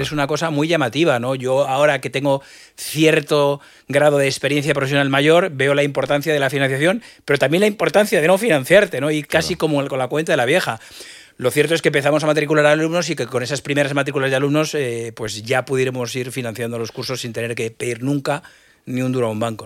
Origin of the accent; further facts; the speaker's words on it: Madrid, Community of Madrid, Spain; yo soy madrileño y al final eh, lo veo desde el microclima madrileño, que yo me he enriquecido muy poquito de otras cosas. Al final estudié en Madrid, me crié en Madrid